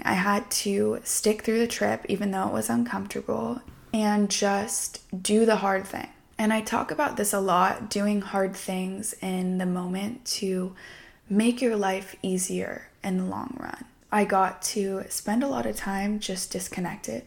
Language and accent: English; Southern California, United States; I grew up in Southern California